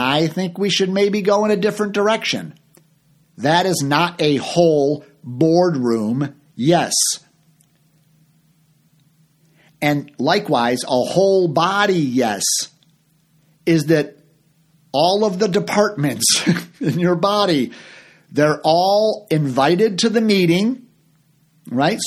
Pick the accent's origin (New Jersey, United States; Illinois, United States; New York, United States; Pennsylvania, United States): Illinois, United States; Chicago; moved away as an adult; also born or lived in Orlando, Florida; I'm from Chicago.